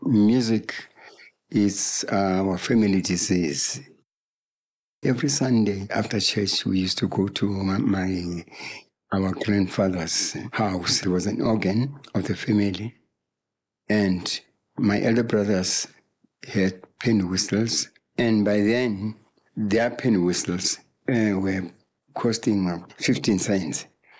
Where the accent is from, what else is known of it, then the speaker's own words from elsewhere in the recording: Meriton Farms, Gauteng, South Africa; now in Sebokeng, South Africa; I'm coming from Meriton, but Meriton Farms. I was not ashamed to tell people that I'm a farm boy.